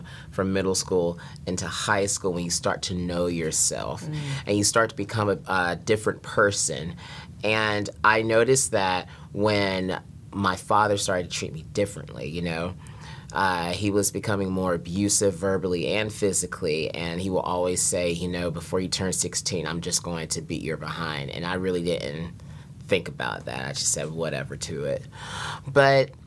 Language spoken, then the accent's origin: English; North Carolina, United States; I was born and raised in North Carolina